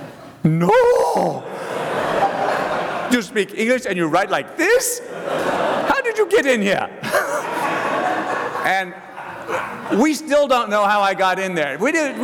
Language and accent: English; Oklahoma, United States; also born or lived in Texas / Louisiana / Mississippi; I said, "Well, I'm from Oklahoma." She said, "Oh, yeah, but where are you from originally?" I said, "Well, I was born in Texas. I lived all over Texas, Louisiana, Mississippi, but really I'm from Oklahoma."